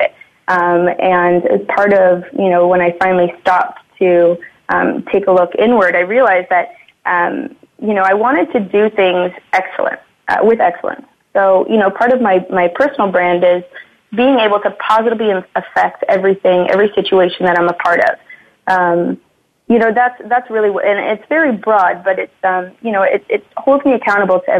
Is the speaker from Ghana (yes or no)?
no; Burlington, Ontario, Canada; I was born and raised in Burlington, Ontario, so just outside of Toronto here